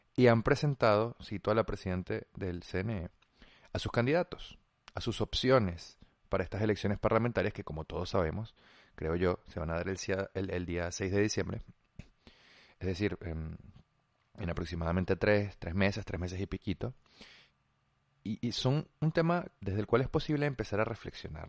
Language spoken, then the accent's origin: Spanish; Venezuela; como venezolanos